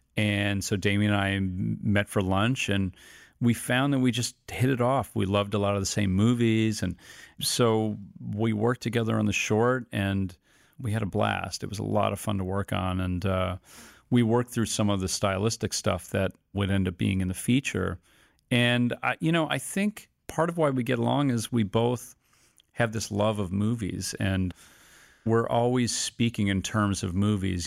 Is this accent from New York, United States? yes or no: yes; Rochester, New York, United States; also born or lived in Milwaukee, Wisconsin / Brooklyn, New York; I moved to Rochester, New York. That's primarily where I grew up.